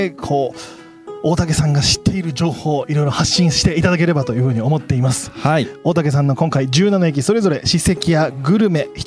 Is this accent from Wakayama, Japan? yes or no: no; Nagoya, Aichi, Japan; 僕もね名古屋出身なんですけど